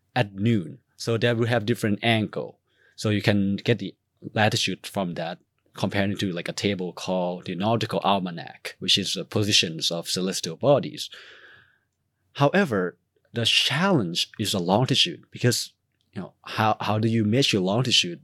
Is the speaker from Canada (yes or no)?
no; Thailand; moved away; I'm from Thailand